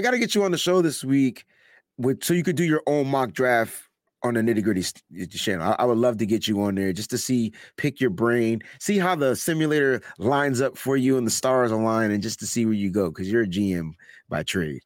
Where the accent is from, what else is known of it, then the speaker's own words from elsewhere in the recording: New Haven, Connecticut, United States; Yale, New Haven, that's exactly where I'm from.